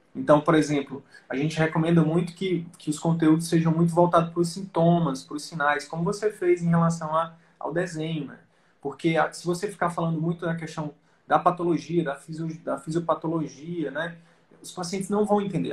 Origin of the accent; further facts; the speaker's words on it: Piauí, Brazil; moved away; eu sempre sonhei em fazer medicina e voltar pra, pro meu interior lá do Piauí